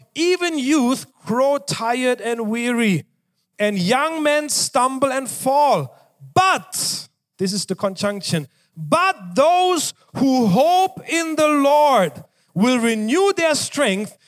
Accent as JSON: {"language": "English", "country": "Germany", "tie": "born or raised there", "moved": "yes", "said": "I was growing up in Germany"}